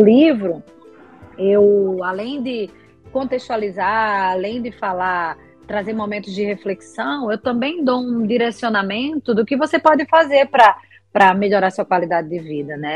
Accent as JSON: {"language": "Portuguese", "region": "Alagoas", "country": "Brazil", "moved": "as an adult", "lives_now": "Rio de Janeiro, Brazil", "said": "Sou alagoana, mas moro no Rio de Janeiro há 18 anos"}